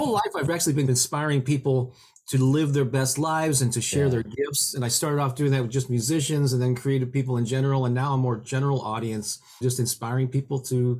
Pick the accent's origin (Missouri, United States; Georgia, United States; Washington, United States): Missouri, United States; St. Louis; I was born and raised in St. Louis, Missouri, where I still live to this day.